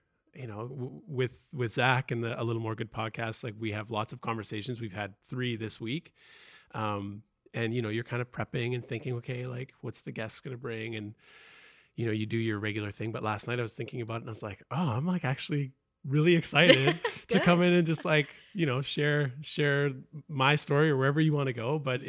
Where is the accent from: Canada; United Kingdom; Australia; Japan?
Canada; Richmond, British Columbia; Ooh, Richmond, the flatlands, or Ditchmond.